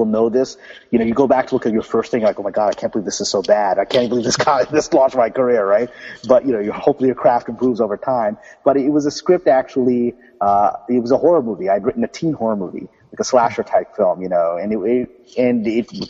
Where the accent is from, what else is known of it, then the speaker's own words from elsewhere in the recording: New York, United States; also born or lived in Pakistan; I was born in Pakistan, and I moved with my family to New York when I was a small boy, about 3 or 4 years old, and grew up in Brooklyn